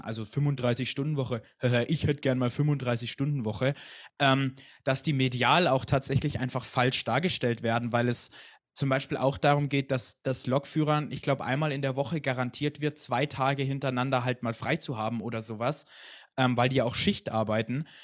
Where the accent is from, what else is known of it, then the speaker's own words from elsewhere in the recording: Hochschwarzwald, Baden-Württemberg, Germany; ich komme aus dem Hochschwarzwald